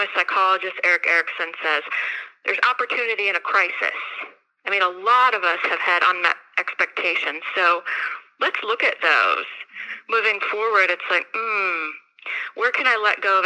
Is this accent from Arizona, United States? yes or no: yes; Arizona, United States; moved away as an adult; now in Kentucky, United States; So I'm from Arizona. I grew up there. I came here in 2005 to go to UK